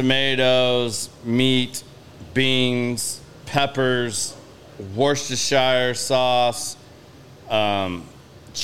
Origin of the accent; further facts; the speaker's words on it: Oklahoma, United States; moved away; I'm from Oklahoma originally